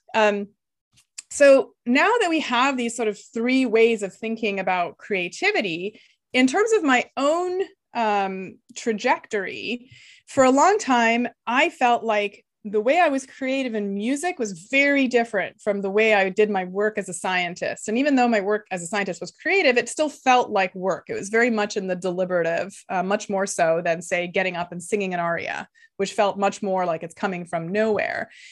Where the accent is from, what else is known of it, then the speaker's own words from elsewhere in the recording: Canada; first language Lithuanian; English is a second language; So I grew up in Canada, uh, the child of immigrants from Lithuania. So until I was seven, I didn't speak any English